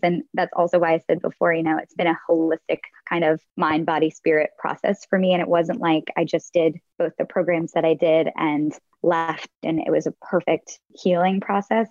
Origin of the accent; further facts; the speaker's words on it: the North, United States; moved away as an adult; also born or lived in Nashville / New York; I'm from the North